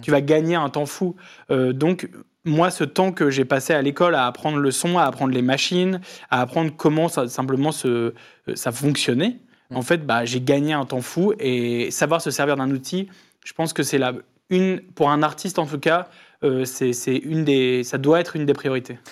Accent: Lille, Hauts-de-France, France; je viens de Lille

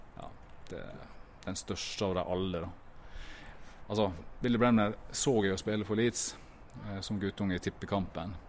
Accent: Ulsteinvik, Møre og Romsdal, Norway; Hødd er jo laget mitt fordi at jeg på en måte vokste opp i området her, og jeg er jo fra Ulsteinvik

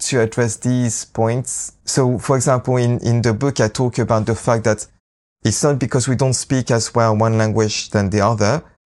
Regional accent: Lyon, Auvergne-Rhône-Alpes, France; English is a second language; moved away as an adult; also born or lived in London, England / Leicester, England; I grew up in France, in Lyon, uh, with a mom who's Japanese

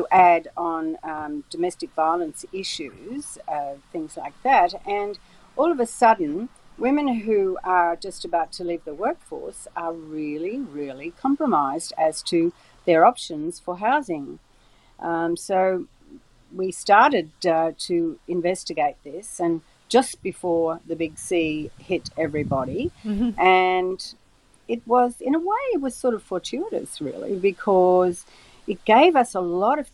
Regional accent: Brisbane, Queensland, Australia; I'm from Brisbane.

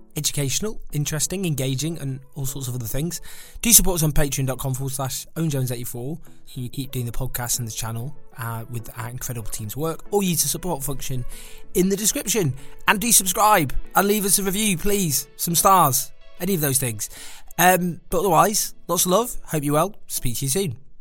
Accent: Stockport, North West England, United Kingdom; I'm from Stockport.

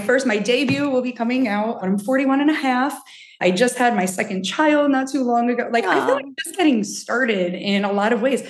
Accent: New Jersey, United States; mostly I've spent most of my life here in New Jersey

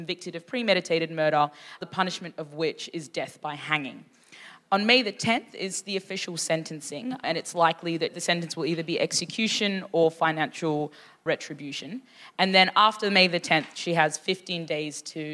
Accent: Sudan; I was born in Sudan

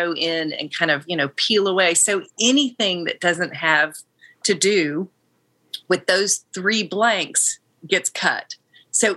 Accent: Tennessee, United States; my home state

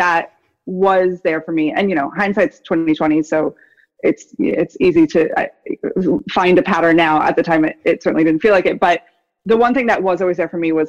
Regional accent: Woodstock, New York, United States; moved away; I grew up in Woodstock, so I'm like a local sort of that has come back to this area

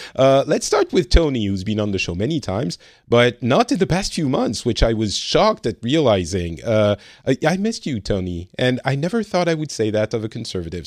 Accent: France; now in Finland; I am originally from France. I'm currently living in Finland

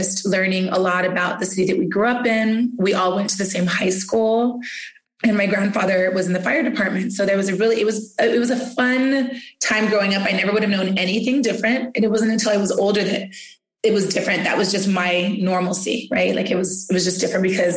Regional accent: South Pasadena, California, United States; I grew up actually in South Pasadena

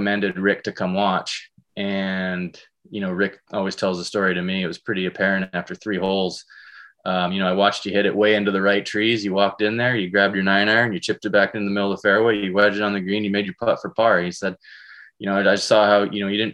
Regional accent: Canada; moved away as an adult; also born or lived in British Columbia / Alberta / El Paso, Texas; now in United States; growing up in British Columbia, Alberta, having the landscape

